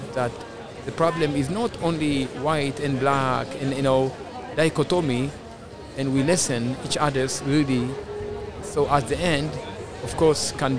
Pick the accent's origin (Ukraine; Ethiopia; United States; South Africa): Ethiopia; English is a second language; originally I'm from Ethiopia and my wife, she is from Switzerland or something like